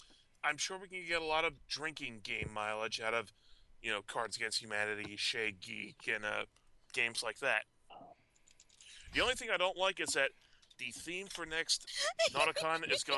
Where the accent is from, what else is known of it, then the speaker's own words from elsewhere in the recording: New Jersey, United States; even though I'm from New Jersey.